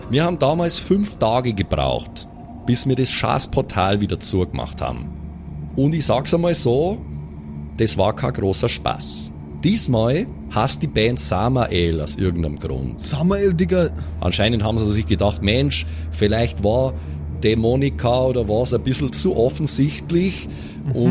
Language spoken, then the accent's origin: German; Vienna, Austria; Laura, ich bin aus Wien, okay? Wir reden da so.